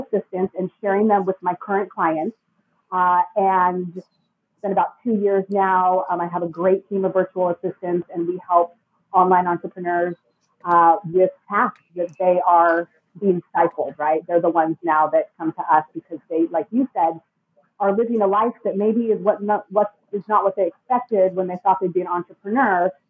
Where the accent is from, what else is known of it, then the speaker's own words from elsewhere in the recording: California, United States; moved away as an adult; now in Mexico; I'm originally from California